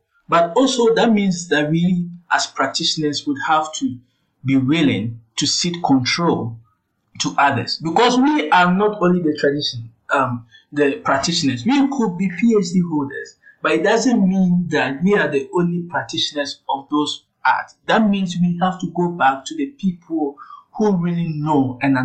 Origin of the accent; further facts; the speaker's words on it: Mampong, Ashanti, Ghana; I grew up in Asante Mampong